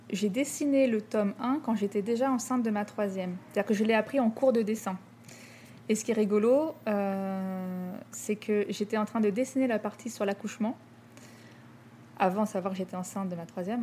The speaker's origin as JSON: {"language": "French", "town": "Rouen", "region": "Normandy", "country": "France", "tie": "born or raised there", "also_born_or_lived": "Paris", "moved": "as an adult", "lives_now": "Lyon, France", "said": "j'ai grandi à Rouen, en Normandie"}